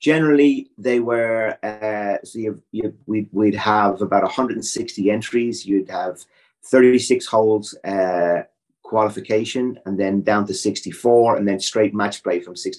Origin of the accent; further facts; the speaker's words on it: Ireland; growing up in Ireland